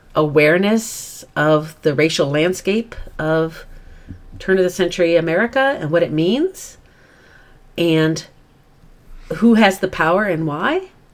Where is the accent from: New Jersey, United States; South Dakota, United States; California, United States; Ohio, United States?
South Dakota, United States; We both grew up in fairly ruralish or free areas at a time point when children ran free, right? Yeah. I certainly was, because I'm from South Dakota